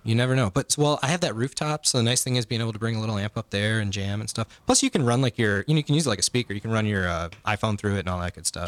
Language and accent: English; Chicago, Illinois, United States; we're from Chicago